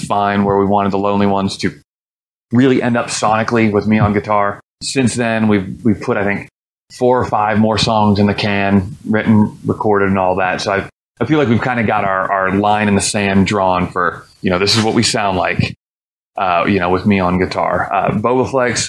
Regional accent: Columbus, Ohio, United States; go back to my hometown of Columbus, Ohio

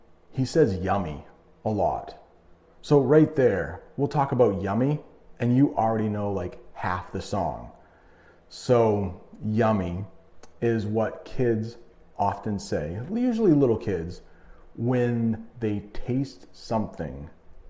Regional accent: United States; as an American

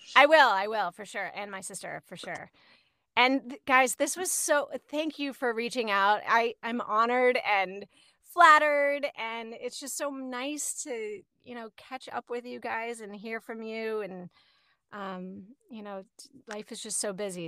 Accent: Falls Church, Virginia, United States; moved away; I grew up in Falls Church

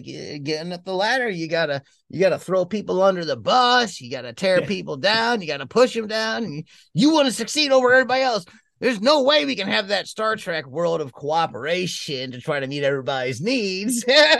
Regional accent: Texas, United States; I'm a Texan.

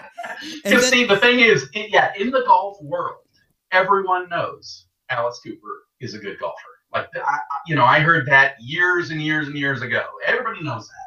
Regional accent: Canada; moved away as an adult; also born or lived in England; I grew up in Canada. I was born in England, but then I grew up in Canada. Moved there when I was just a baby. So I grew up there, and I was there until 2002

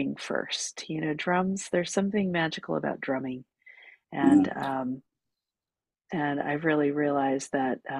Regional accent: California, United States; moved away as an adult; also born or lived in New York City; I grew up in California. I moved to New York City after I graduated from college

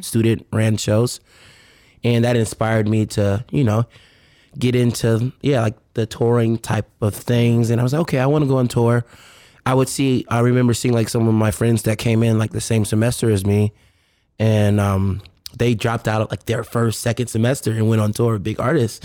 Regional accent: Richmond, Virginia, United States; now in Los Angeles, United States; I'm from Virginia, Richmond, Virginia, R V

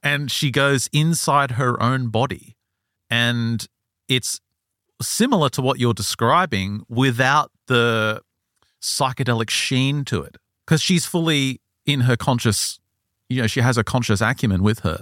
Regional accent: Australia; I'm Australian and I think I've got Native American

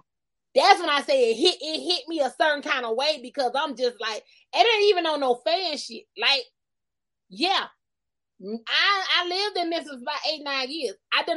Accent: Columbus, Georgia, United States; born there; now in Albany, United States; I wasn't born in Albany. I was born in Columbus, Georgia, at the motherfucking medical center.

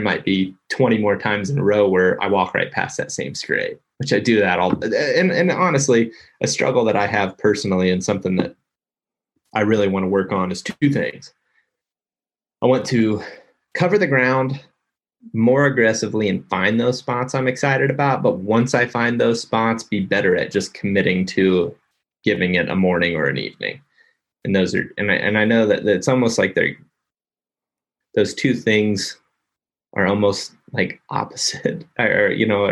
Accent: Ohio, United States; moved away; also born or lived in Iowa; I grew up in Ohio.

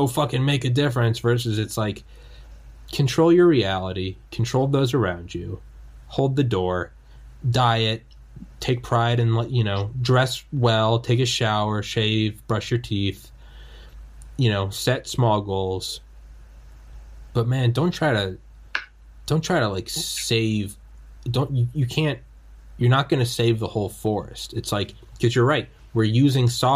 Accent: New England, United States; I'm from New England

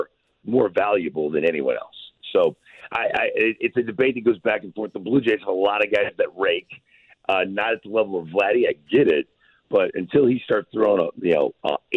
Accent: St. Louis, Missouri, United States; I grew up watching in St. Louis

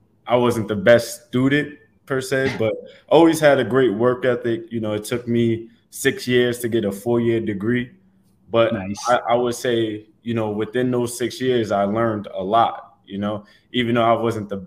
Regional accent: New York City, New York, United States; now in Tampa, United States; Growing up in Staten Island

